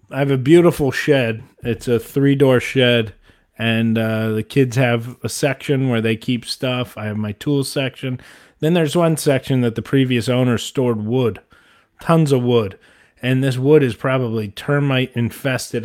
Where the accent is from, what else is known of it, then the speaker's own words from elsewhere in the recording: Ohio, United States; moved away; I grew up in Ohio